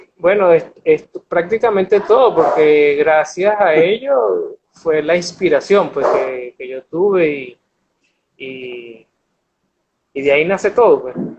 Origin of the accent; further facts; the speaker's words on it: Barquisimeto, Lara, Venezuela; also born or lived in United States; Nací en Barquisimeto, Estado Lara